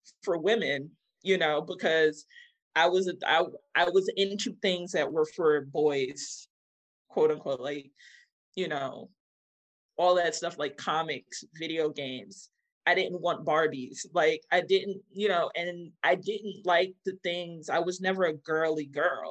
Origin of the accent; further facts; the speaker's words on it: New York City, New York, United States; also born or lived in Bronx / Long Island; I was born in Queens.